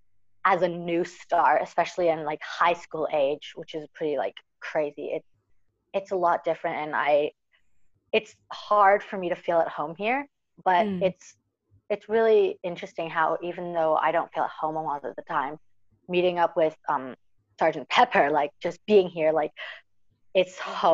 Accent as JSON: {"language": "English", "country": "New Zealand", "said": "like New Zealand's my home. I'm from New Zealand, obviously, you know, like that's where I'm from."}